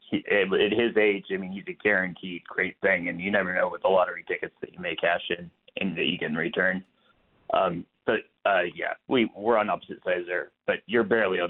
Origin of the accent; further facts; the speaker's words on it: San Jose, California, United States; moved away; Growing up in San Jose